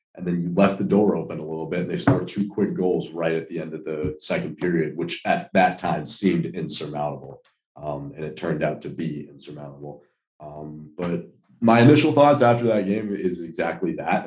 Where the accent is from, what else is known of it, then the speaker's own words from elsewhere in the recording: Boston, Massachusetts, United States; I'm from Boston